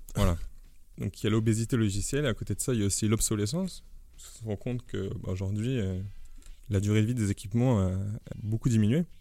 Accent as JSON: {"language": "French", "country": "France", "said": "en tant que Français"}